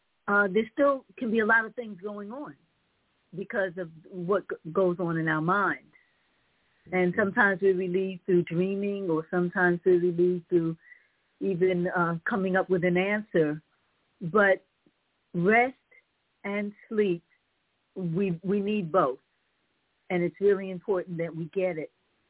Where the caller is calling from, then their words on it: Raleigh, North Carolina, United States; Assalamu alaikum. … I'm calling from Raleigh, North Carolina.